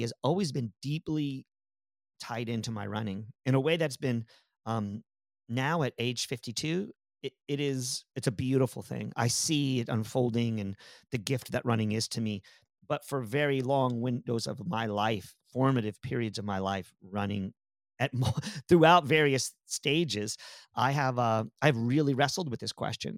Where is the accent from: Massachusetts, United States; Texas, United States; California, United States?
Texas, United States; San Antonio; also born or lived in Pennsylvania; we moved from Pennsylvania to Aus-, to Te-, to San Antonio, Texas